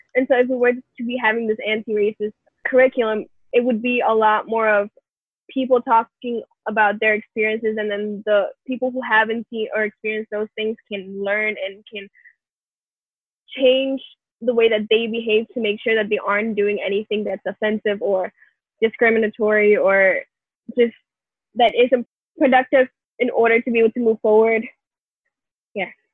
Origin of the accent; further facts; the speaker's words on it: New York City, New York, United States; I'm from originally from the Bronx